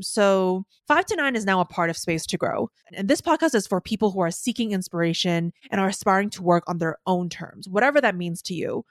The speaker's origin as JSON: {"language": "English", "country": "Hong Kong", "tie": "born or raised there", "also_born_or_lived": "New York", "moved": "as an adult", "said": "I was born and raised in Hong Kong"}